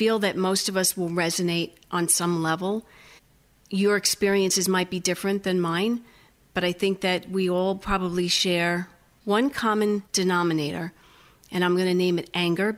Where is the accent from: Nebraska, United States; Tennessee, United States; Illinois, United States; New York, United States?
New York, United States; moved away; I'm from New York